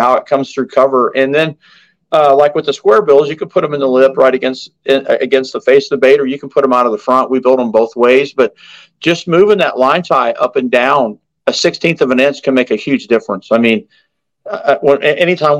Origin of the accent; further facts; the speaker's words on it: United States; growing up on the Ohio River